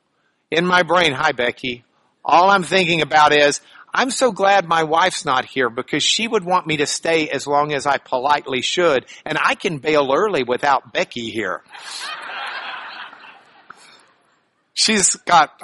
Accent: Lubbock, Texas, United States; I'm from Lubbock

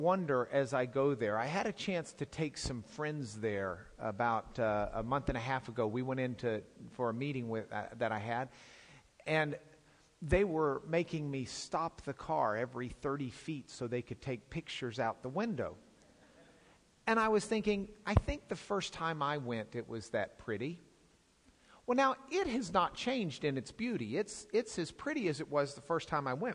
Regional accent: Lubbock, Texas, United States; I come from Lubbock

